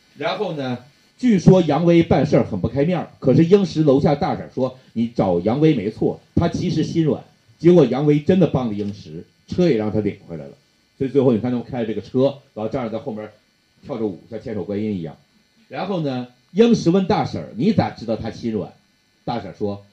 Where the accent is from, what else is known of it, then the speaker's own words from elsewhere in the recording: Northeast China, China; 这就是我们东北人